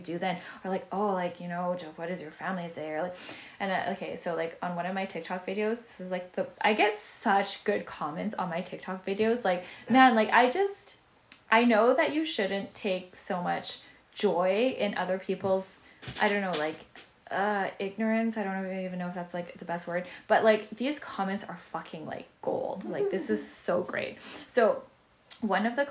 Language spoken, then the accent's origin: English; Canada; They know I'm from Canada